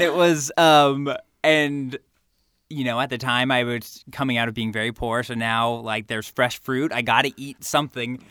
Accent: California, United States; growing up in California and going to U C L

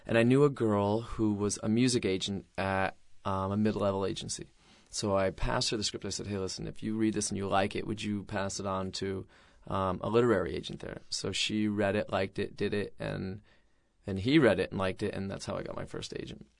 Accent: Mystic, Connecticut, United States; in Mystic, Connecticut, where I grew up

